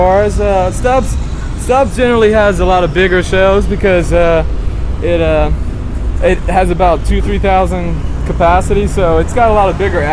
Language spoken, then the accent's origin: English; Louisiana, United States; I'm from Louisiana.